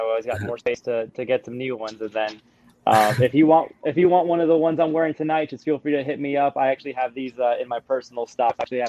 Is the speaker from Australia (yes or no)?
no; Mazatenango, Suchitepéquez, Guatemala; born there; So I was originally born in Guatemala. I was born in Mazatenango, Suchiti, Peques, Guatemala.